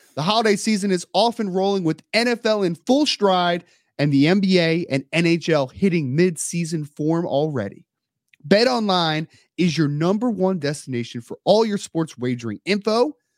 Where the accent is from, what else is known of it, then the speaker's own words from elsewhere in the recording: Maple Shade, New Jersey, United States; I grew up in Maple Shade